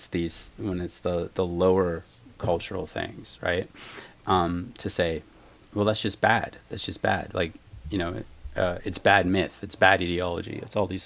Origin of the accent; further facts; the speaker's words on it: Canada; moved away as an adult; now in United States; I'm French Canadian